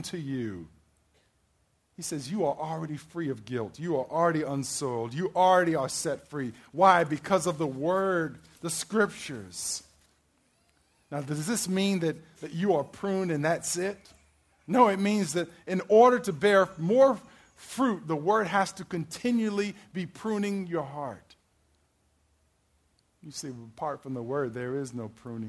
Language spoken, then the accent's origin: English; Maryland, United States; I'm from Maryland